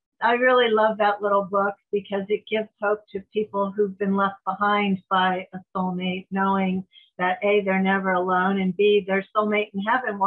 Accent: San Diego, California, United States; I was from San Diego.

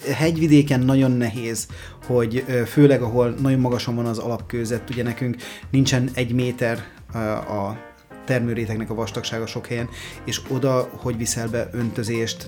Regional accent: Mór, Fejér, Hungary; mi Moron svábok vagyunk

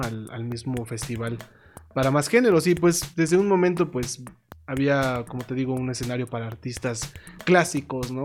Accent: Mexico; somos mexicanos

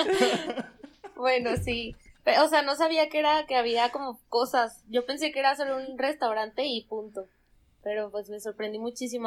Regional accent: Zamora, Michoacán, Mexico; moved away as an adult; now in Mexico City, Mexico; yo soy de Zamora, Michoacán

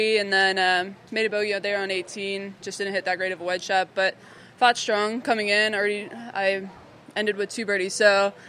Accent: Florida, United States; I'm from Florida

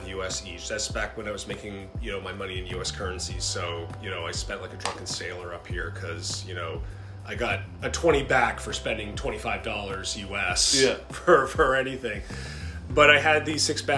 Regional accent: United States; moved away as an adult; also born or lived in Bangor, Maine; now in Canada; being an American, now in Canada, because my wife is a native Canadian

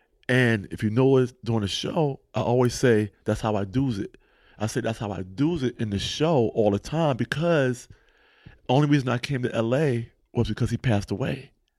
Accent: East Coast, United States; I'm from East Coast. I know how this story goes.

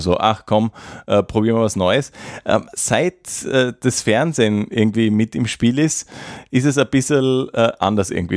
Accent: Graz, Styria, Austria; als Grazer

